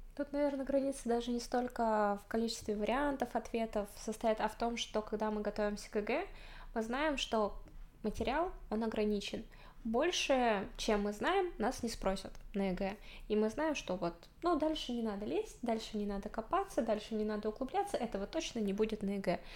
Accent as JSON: {"language": "Russian", "region": "Zabaykalsky Krai", "country": "Russia", "said": "Я сама из Забайкальского края, и я живу в селе"}